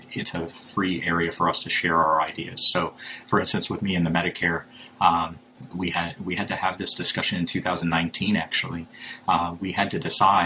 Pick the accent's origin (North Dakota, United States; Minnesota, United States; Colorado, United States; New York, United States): North Dakota, United States; Fargo; moved away as an adult; now in Tampa, United States; I'm born and raised in Fargo, North Dakota